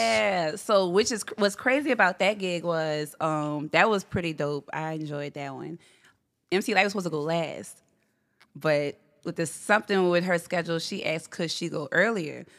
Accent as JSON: {"language": "English", "town": "Gretna", "region": "Louisiana", "country": "United States", "tie": "born or raised there", "said": "I'm from here. Gretna, actually"}